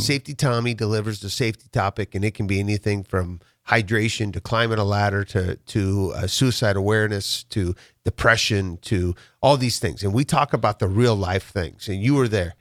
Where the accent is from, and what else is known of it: Waverly, Nebraska, United States; born or raised there; also born or lived in Chicago / California